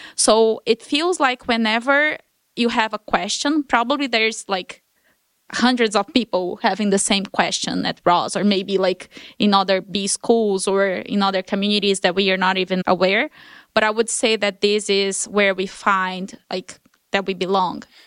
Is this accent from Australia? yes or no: no; Brasília, Federal District, Brazil; moved away as an adult; I've never left Brasília, my hometown, in thirty years.